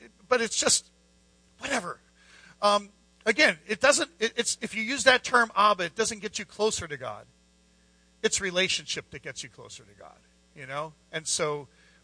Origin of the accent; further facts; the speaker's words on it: Scranton, Pennsylvania, United States; We're from Scranton